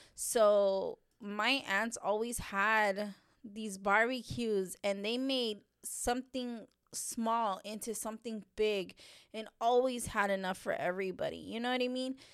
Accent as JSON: {"language": "English", "region": "Texas", "country": "United States", "tie": "born or raised there", "said": "I grew up here in Texas"}